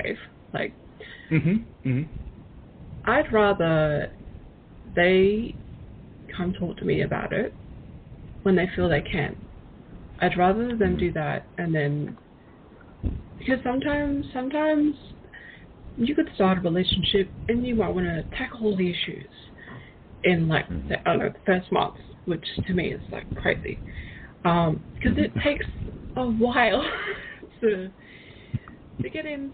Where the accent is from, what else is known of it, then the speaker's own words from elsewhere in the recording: Australia; I'm actually from Australia